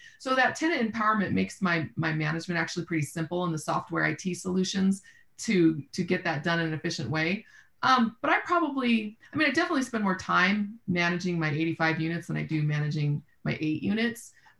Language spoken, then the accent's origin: English; Austin, Texas, United States; I'm from Austin, so Central Texas, obviously, San Antonio, Dallas are big markets that I spend time actively looking in.